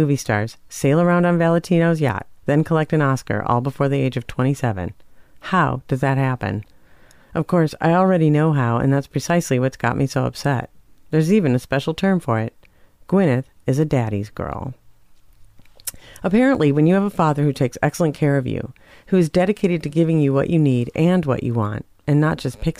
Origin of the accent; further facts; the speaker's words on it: Minnesota, United States; moved away; also born or lived in Portland; I'm too Minnesotan for that.